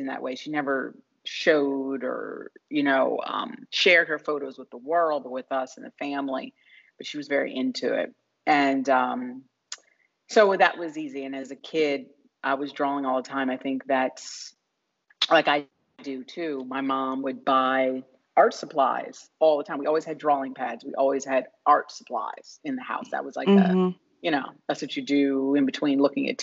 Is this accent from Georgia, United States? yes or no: no; Wilmington, Delaware, United States; now in Los Angeles, United States; I grew up in Wilmington, Delaware